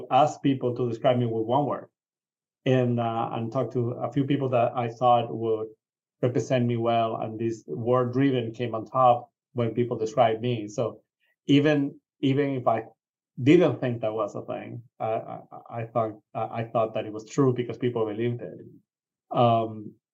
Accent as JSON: {"language": "English", "country": "Venezuela", "tie": "born or raised there", "moved": "yes", "said": "I grew up in Venezuela"}